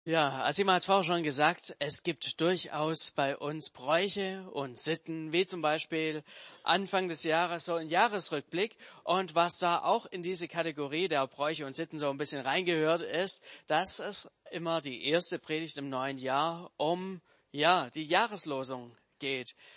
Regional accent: Swabia, Germany; Als Schwabe

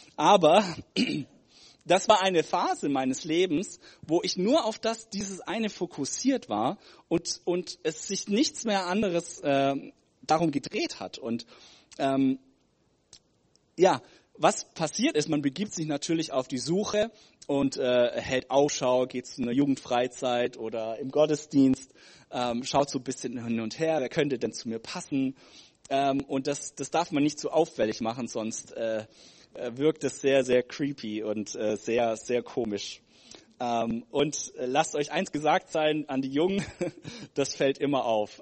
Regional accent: Germany; ich komme aus Deutschland.

